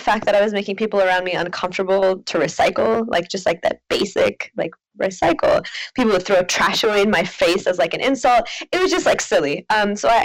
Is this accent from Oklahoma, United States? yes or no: yes; Oklahoma, United States; moved away; growing up in Oklahoma